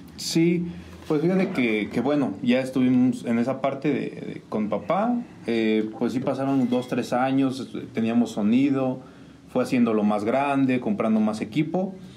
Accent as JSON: {"language": "Spanish", "town": "San Juan del Río", "region": "Querétaro", "country": "Mexico", "tie": "born or raised there", "said": "yo soy originario de San Sebastián de las Barrancas Norte."}